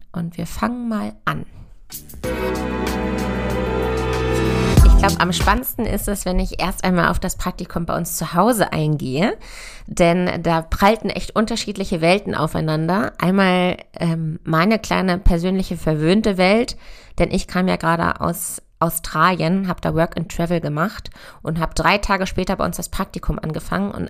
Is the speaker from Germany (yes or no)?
yes; Hanover, Lower Saxony, Germany; Ich komme aus Hannover und bin auf einem konventionellen Ackerbaubetrieb groß geworden.